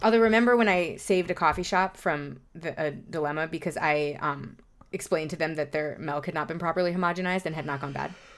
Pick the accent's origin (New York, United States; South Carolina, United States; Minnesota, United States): New York, United States; New York City; I grew up in Lower Manhattan